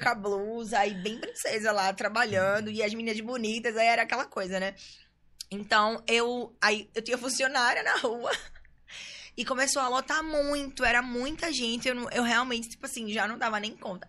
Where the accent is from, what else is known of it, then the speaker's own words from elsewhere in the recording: Recife, Pernambuco, Brazil; moved away as an adult; now in São Paulo, Brazil; eu nasci aqui no Recife mesmo, né? Eu fui criada no Pina.